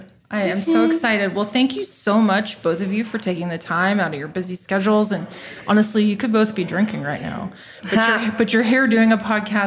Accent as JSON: {"language": "English", "town": "Austin", "region": "Texas", "country": "United States", "also_born_or_lived": "New York / Silicon Valley", "moved": "as an adult", "said": "I went to University of Texas. I'm from Austin. Left to go to New York and then Silicon Valley for years, 13 years."}